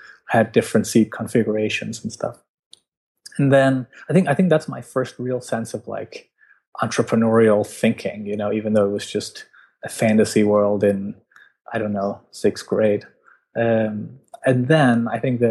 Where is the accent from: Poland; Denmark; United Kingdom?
Denmark; I'm from Denmark